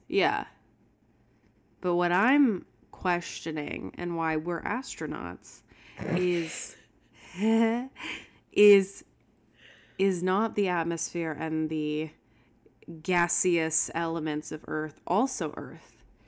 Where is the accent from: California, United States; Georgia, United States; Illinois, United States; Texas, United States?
Texas, United States; Houston; I grew up in Houston